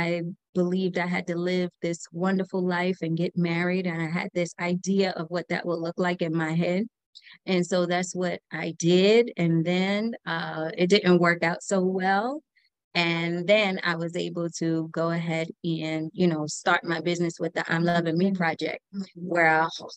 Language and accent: English; New York City, New York, United States; now in Atlanta, United States; I was born and raised in New York City, the best city in the world